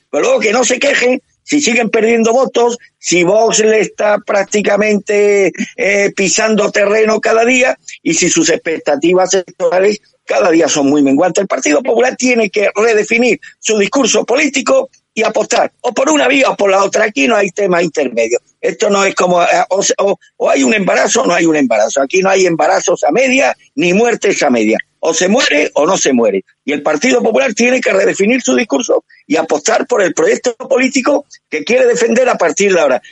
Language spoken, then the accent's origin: Spanish; Spain; a mí como español